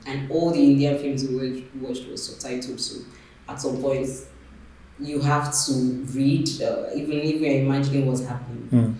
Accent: Akure, Ondo, Nigeria; I grew up in Akure, and Akure had one cinema then.

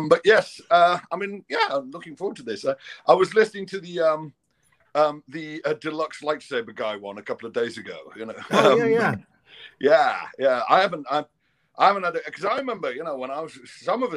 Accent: Liverpool, North West England, United Kingdom; now in London, United Kingdom; I'm from, born and raised in Liverpool. And I currently live in London. I'm kind of ethnically Scottish

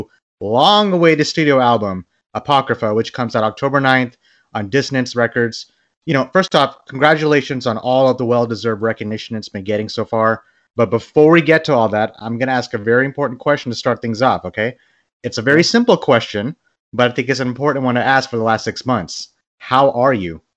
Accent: Bangladesh; I'm from Bangladesh

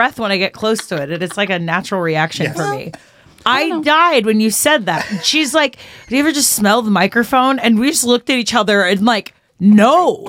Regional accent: Nashville, Tennessee, United States; I'm from Nashville, so I just go where the map goes.

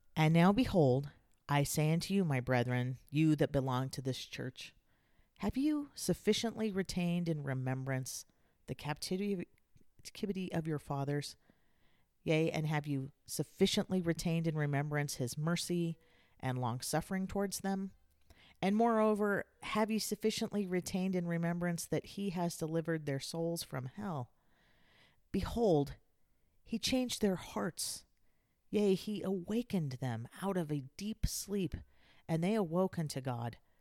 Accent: San Diego, California, United States; I grew up in Southern California in San Diego.

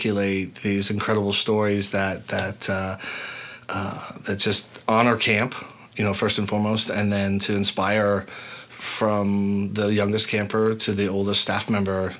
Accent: Boston, Massachusetts, United States; the youngest of eight kids, growing up in Massachusetts

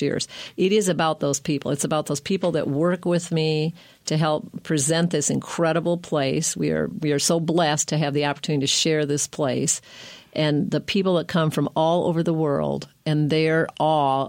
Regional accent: Michigan, United States; moved away as an adult; now in Bat Cave, United States; I'm from Michigan. I love Michigan. It's home for me.

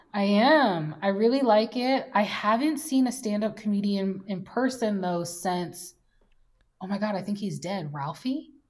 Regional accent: United States; now in Minneapolis, United States; I'm an American

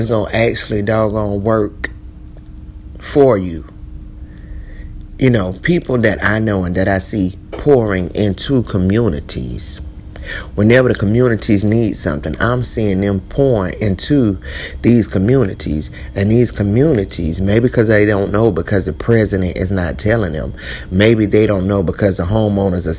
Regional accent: Columbia, South Carolina, United States; moved away; that's my hometown, Columbia, South Carolina.

